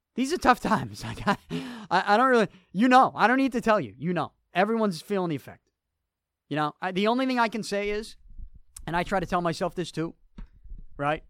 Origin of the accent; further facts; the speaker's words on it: Boston, Massachusetts, United States; I'm from Boston